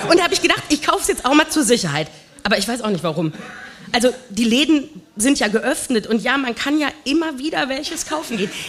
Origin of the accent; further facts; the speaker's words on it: North Rhine-Westphalia, Germany; Ich komme aus dem Ruhrgebiet ursprünglich.